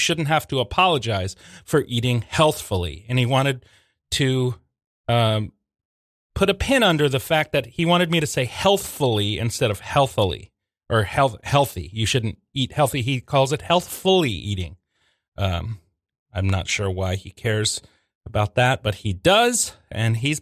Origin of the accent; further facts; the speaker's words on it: Norfolk, Virginia, United States; moved away; I grew up in Norfolk, Virginia Beach area of Virginia